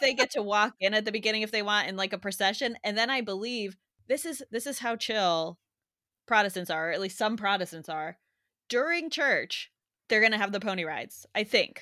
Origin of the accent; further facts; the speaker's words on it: United States; in American, growing up, going to school in the U S